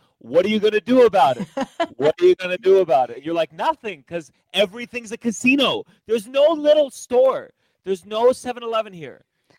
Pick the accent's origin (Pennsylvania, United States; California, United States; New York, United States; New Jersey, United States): New York, United States; I'm from New York.